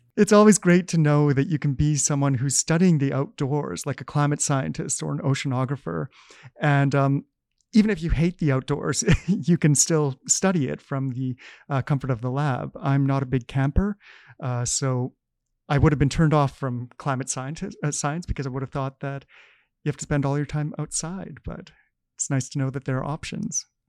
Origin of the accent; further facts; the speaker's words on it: Canada; us Canadians